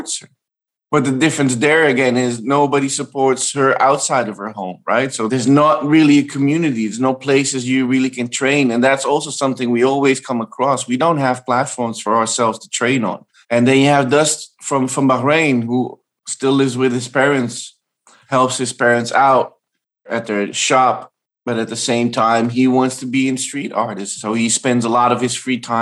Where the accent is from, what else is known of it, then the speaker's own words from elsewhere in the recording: Amsterdam, North Holland, Netherlands; I grew up in Amsterdam, Iraqi Kurdish, my mom is Bulgarian, and being a third culture kid